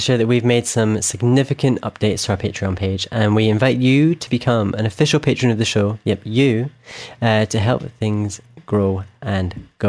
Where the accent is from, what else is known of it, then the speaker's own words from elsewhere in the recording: Scotland, United Kingdom; from Scotland